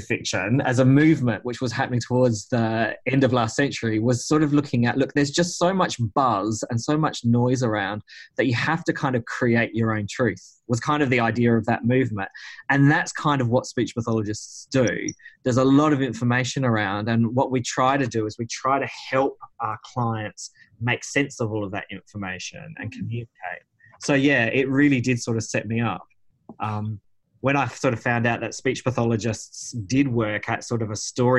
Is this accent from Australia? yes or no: yes; Whyalla, South Australia, Australia; I grew up in Whyalla, which is a town in South Australia